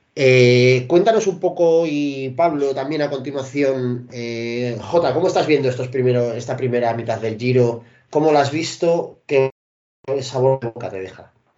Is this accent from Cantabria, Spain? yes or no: yes; Parvallón, Cantabria, Spain; El boquerón de Parvallón, que es mi pueblo originario